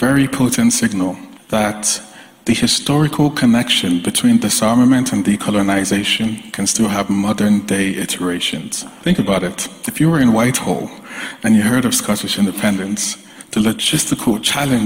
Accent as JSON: {"language": "English", "country": "Nigeria", "said": "as a Nigerian myself, as someone who had grandparents that lived under essentially"}